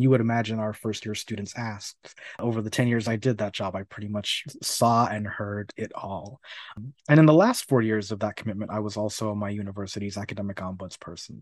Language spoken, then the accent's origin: English; Miami, Florida, United States; moved away as an adult; also born or lived in New York; now in Urbana-Champaign, United States; I've spent over thirty years in Florida, uh, twenty-five of which were spent in the city of Miami specifically